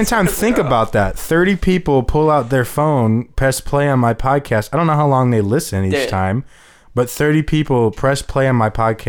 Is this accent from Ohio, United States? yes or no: yes; Parma, Ohio, United States; because we're all from Parma